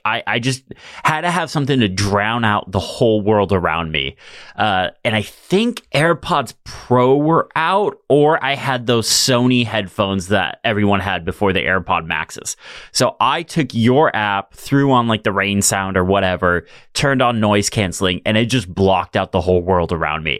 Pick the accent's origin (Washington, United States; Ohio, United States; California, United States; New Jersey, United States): California, United States; Fresno; I'm from Fresno, California.